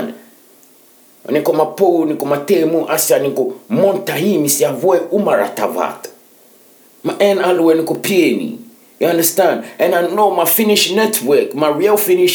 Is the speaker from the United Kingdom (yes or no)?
no; Ghana; now in Finland; I'm a Ghanaian